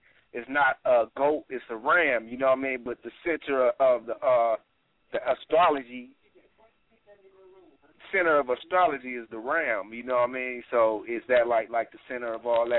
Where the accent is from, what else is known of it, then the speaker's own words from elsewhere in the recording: Los Angeles, California, United States; I'm from L.A. I was born and raised in L.A. my whole life